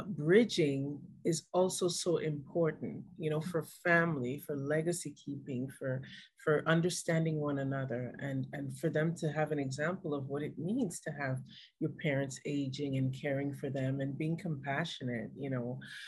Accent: Montreal, Quebec, Canada; And then we ended up growing up in Montreal, Canada.

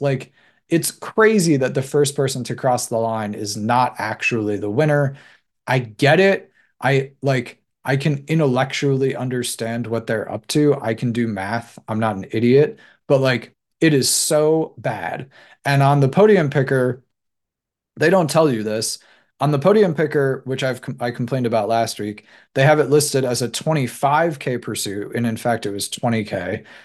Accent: United States; I'm American

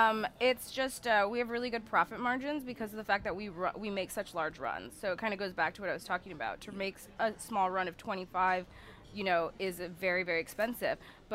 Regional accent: Los Angeles, California, United States; now in New Orleans, United States; I'm from Los Angeles.

